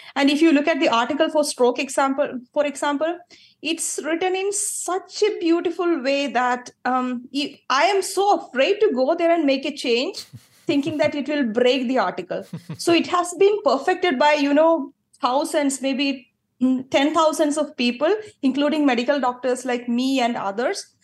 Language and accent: English; Kerala, India; moved away as an adult; I grew up in Kerala. Until age twenty-six, I lived in Kerala.